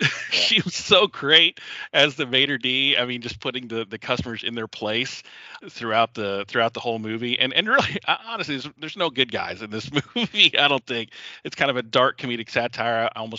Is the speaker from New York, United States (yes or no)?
no; Savannah, Georgia, United States; And I'm from Savannah, Georgia, actually. Yeah, I grew up there.